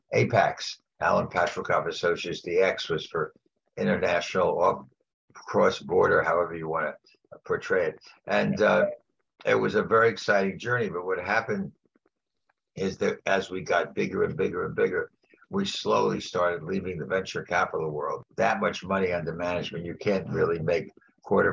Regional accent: New York City, New York, United States; also born or lived in Ohio; I grew up in New York. I went to school in New York

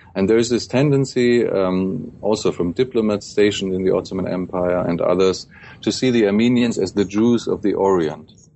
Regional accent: Germany; also born or lived in Berlin; growing up in Germany

